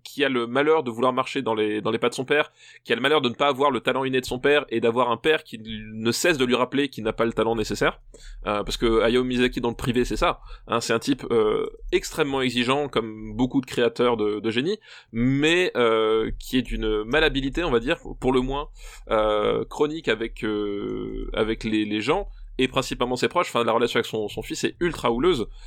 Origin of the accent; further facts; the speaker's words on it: Alsace, Grand Est, France; je suis alsacien